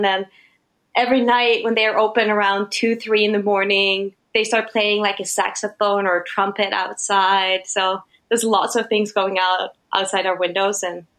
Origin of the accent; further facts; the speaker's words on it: Sweden; English is a second language; moved away as an adult; now in New York, United States; So I came from Sweden being a pretty established photographer.